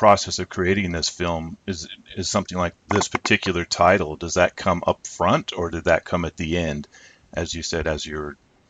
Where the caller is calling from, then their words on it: near Phoenix, Arizona, United States; I'm calling from Arizona, near Phoenix.